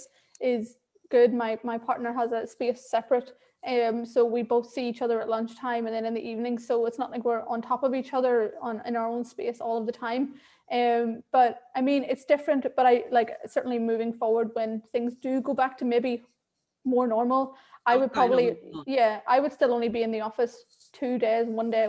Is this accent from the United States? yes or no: no; Ireland; accent: Irish; also born or lived in Sri Lanka; now in London, United Kingdom; I was adopted at 3 weeks old and raised in Ireland, so I have this lovely thick accent